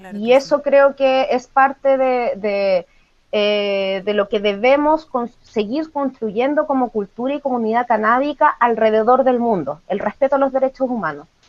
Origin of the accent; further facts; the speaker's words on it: Valparaíso, Chile; en mi caso que soy chilena